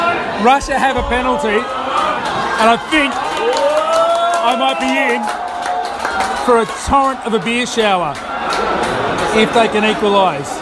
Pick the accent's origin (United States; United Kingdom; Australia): Australia; we're from Australia